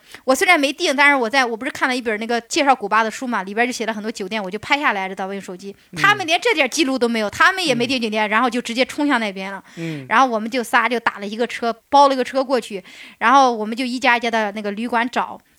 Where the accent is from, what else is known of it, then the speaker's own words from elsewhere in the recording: China; 但是人家觉得我他们没见过我中国人，他们觉得我跟他们玩不到一起，把我拒绝了，知道吧？